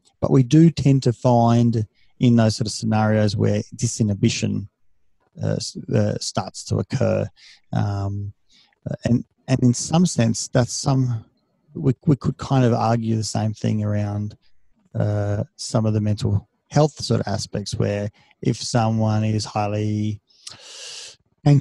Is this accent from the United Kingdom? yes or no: no; Australia; first language Serbian; also born or lived in Serbia; I see myself as being an Australian with, Serbian heritage.